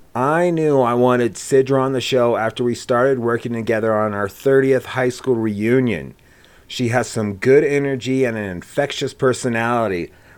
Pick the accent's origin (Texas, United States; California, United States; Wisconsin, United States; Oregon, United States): Oregon, United States; Gresham; born there; I wasn't born in Laramie. I was born in Gresham, Oregon.